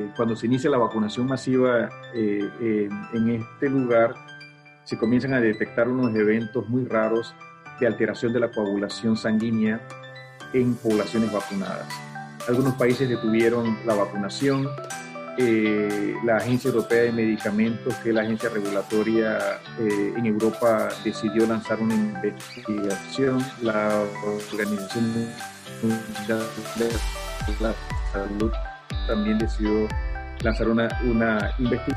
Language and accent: Spanish; Panama; nosotros los panameños